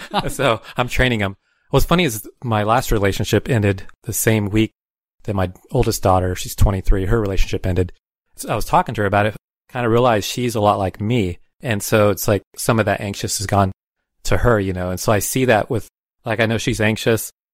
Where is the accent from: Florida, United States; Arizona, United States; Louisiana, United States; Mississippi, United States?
Arizona, United States; Tucson; I grew up in Tucson